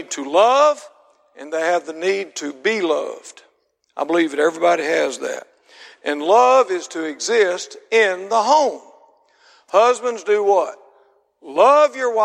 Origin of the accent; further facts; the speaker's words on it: Mississippi, United States; I'm from Mississippi